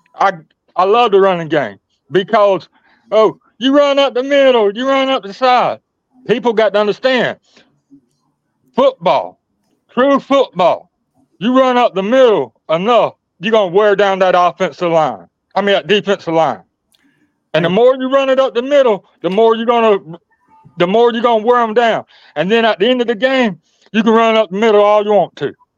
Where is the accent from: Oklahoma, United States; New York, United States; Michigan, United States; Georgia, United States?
Georgia, United States; Thomasville; I didn't go to the same high school he went to. He went to Thomasville High. I went to Thomas County Central High